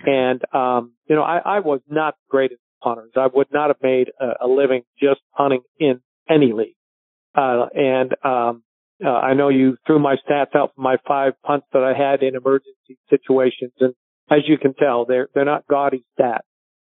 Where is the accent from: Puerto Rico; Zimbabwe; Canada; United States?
Canada; Victoria, British Columbia; because of being Canadian, I was inducted into the Victoria Sports Hall of Fame.